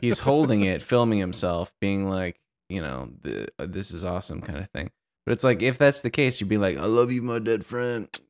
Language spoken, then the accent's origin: English; Santa Barbara, California, United States; my hometown of Santa Barbara, California